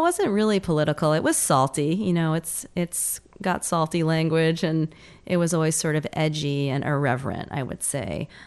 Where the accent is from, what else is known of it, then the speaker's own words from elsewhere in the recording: New York, United States; moved away; I'm a New Yorker originally